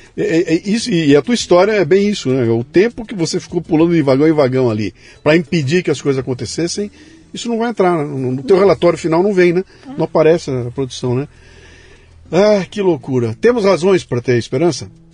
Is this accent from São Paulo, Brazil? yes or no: yes; Bauru, São Paulo, Brazil; Eu sou de Bauru, interior de São Paulo